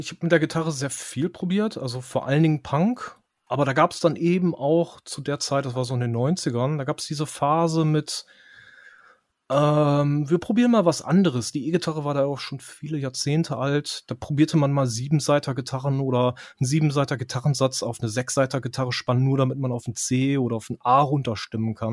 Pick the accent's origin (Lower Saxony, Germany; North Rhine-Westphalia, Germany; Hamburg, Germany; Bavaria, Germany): Lower Saxony, Germany; near Osnabrück; ich bin nicht direkt in Osnabrück aufgewachsen, sondern ein paar mhm. Kilometer mhm. raus.